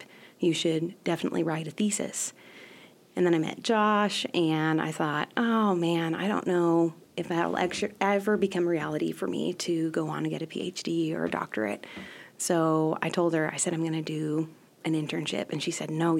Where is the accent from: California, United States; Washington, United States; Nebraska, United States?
Nebraska, United States; Whitman; also born or lived in Hyannis, Nebraska / Mullen, Nebraska; we lived on a ranch, and we had a really, really small country school of about 10, maybe 13 students